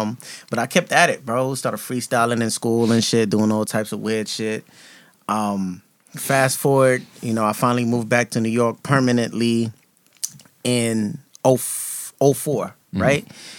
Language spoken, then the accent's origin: English; Ghana; also born or lived in Brooklyn, United States; now in United States; I was born in Brooklyn. My family's from Ghana. Both my parents are Ghanaians. So, you know, I'm one of those first generation kids. So, born in Brooklyn when I was like 2 or 3, flew me out to Ghana.